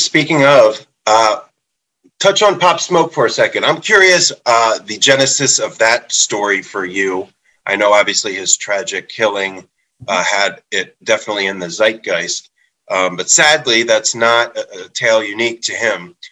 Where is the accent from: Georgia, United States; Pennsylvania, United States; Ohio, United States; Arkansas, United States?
Pennsylvania, United States; Philadelphia; I'm from Philly